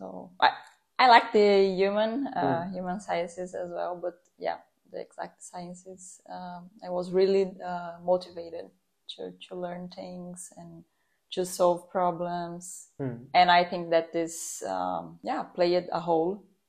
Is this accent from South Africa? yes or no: no; São Paulo, Brazil; I'm from Brazil, São Paulo.